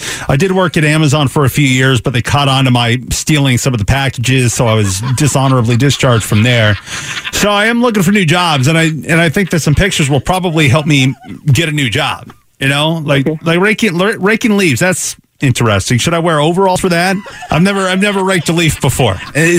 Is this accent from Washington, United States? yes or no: yes; Seattle, Washington, United States; Okay, well, you know, I grew up in Seattle.